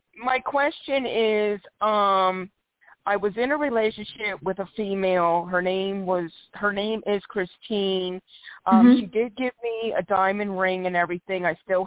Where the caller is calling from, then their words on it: Philadelphia, Pennsylvania, United States; I'm calling from Philadelphia, PA.